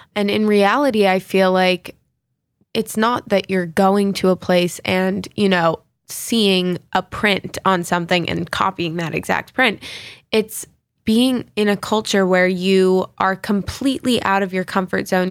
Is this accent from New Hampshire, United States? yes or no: no; New York, United States; growing up in New York